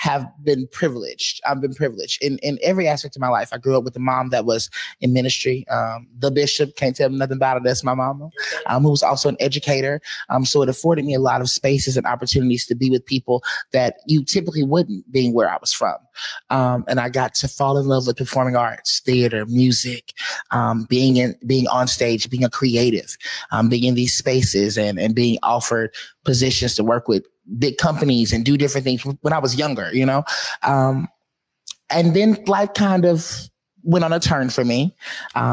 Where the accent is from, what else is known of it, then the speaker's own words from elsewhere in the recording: Montgomery, Alabama, United States; moved away as an adult; now in Seattle, United States; I'm from Montgomery, Alabama. My mama's house is in a town called Wetumpka.